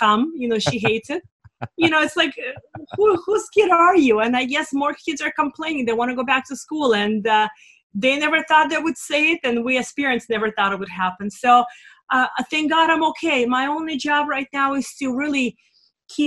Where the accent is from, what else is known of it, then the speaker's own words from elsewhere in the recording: Russia; now in United States; I come from Russia, a socialist regime